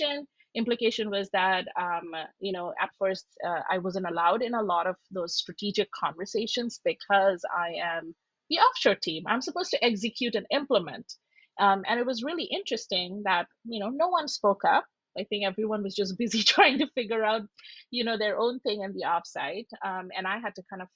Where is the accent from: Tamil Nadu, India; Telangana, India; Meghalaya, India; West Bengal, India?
Meghalaya, India; Shillong; moved away as an adult; now in United States; I'm from Shillong, which is in the northeast.